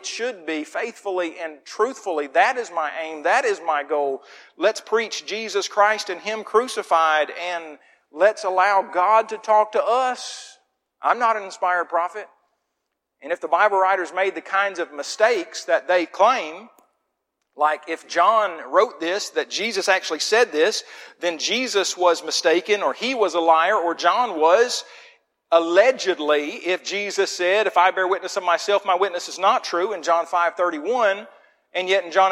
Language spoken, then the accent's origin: English; Muskogee, Oklahoma, United States; now in Wetumpka, United States; the little town of Muskogee was a great place to grow up